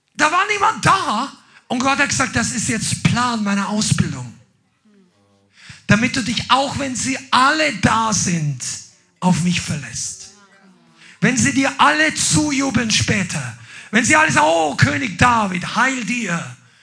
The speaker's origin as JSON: {"language": "German", "area": "Upper Palatinate", "region": "Bavaria", "country": "Germany", "said": "Also das ist der Ort, wo ich herkomme. Das ist so ein Regierungsbezirk."}